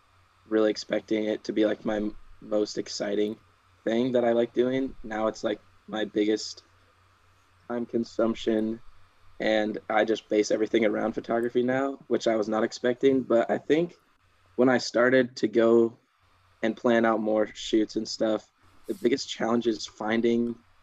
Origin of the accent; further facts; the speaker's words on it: Washington, United States; moved away as an adult; now in Portland, United States; I am from Washington, but currently I'm going to school in Portland for marketing.